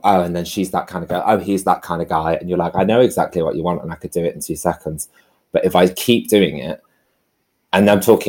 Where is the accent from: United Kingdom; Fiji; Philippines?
United Kingdom; the north of England; accent: northern; So my thing is make loads of jokes, be quite loud and crank up my northern accent and be really gay.